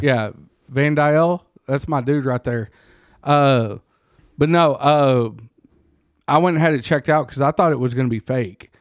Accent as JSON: {"language": "English", "region": "Texas", "country": "United States", "said": "as a Texan"}